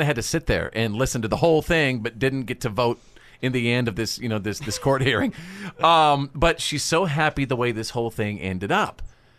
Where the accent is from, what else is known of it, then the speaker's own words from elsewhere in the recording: Bowie, Texas, United States; yep, my little hometown is Bowie, Texas. USA. That's in North Texas.